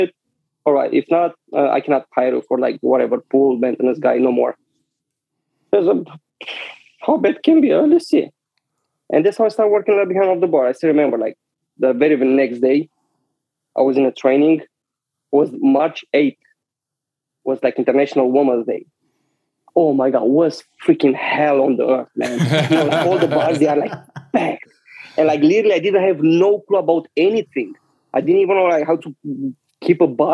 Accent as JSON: {"language": "English", "town": "Brasov", "region": "Brașov County", "country": "Romania", "tie": "born or raised there", "also_born_or_lived": "Romanian city near the Moldova border", "second_language": "English", "moved": "as an adult", "lives_now": "New York, United States", "said": "Born and raised in Transylvania, more exactly in that city where it's the Dracula Castle in Brasov"}